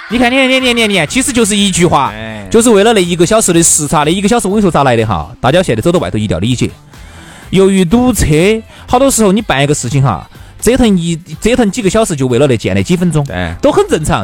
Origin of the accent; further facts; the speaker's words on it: China; 所以作为中国人来说呢，睡那种大床睡习惯了